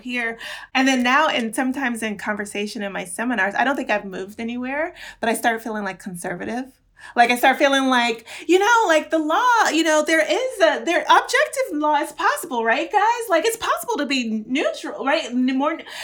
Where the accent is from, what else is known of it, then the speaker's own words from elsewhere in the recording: Florida, United States; I'm from Florida. Like I grew up in Florida